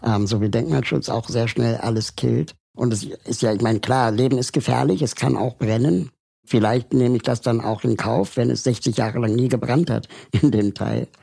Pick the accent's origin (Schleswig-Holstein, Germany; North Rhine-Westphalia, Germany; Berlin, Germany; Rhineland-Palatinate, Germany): Berlin, Germany; Ich bin ja aber in Westberlin aufgewachsen